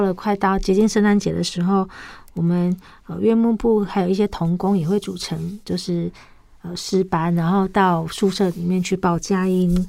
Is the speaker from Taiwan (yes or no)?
yes; Taiwan; 营养口粮是我们台湾很久以来，就是已经很久呃。应该说很久之前就有一种东西